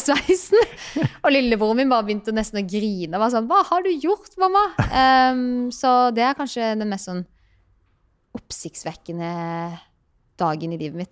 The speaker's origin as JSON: {"language": "Norwegian", "town": "Birkeland", "region": "Agder", "country": "Norway", "tie": "born or raised there", "moved": "yes", "said": "Jeg er fra Birkeland"}